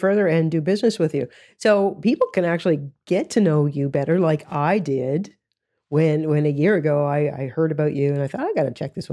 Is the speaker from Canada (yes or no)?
yes; Canada; I'm Canadian